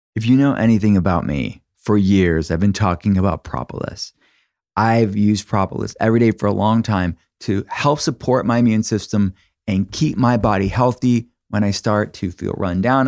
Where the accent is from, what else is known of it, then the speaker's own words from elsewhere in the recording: Pittsburgh, Pennsylvania, United States; I'm from Pittsburgh it's in Pennsylvania